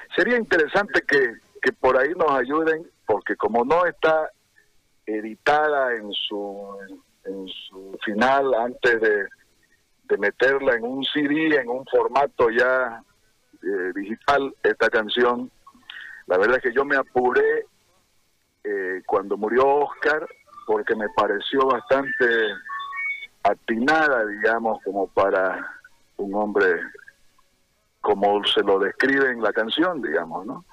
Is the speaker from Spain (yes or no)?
no; Santa Cruz, Bolivia; las cosas bonitas que tiene nuestro nuestro Santa Cruz